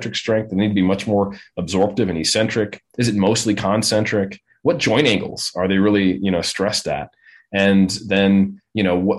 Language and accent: English; Oakland, California, United States; I'm from Oakland. That's where I grew up